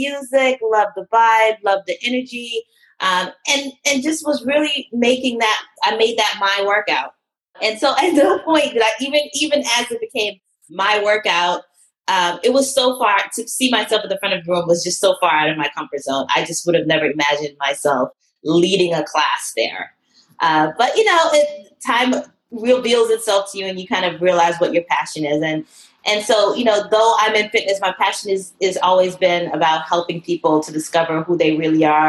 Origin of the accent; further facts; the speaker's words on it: Atlanta, Georgia, United States; I grew up in Atlanta.